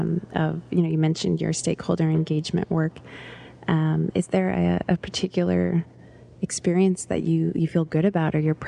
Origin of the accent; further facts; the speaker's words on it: Anchorage, Alaska, United States; I grew up in Anchorage and then left and then came back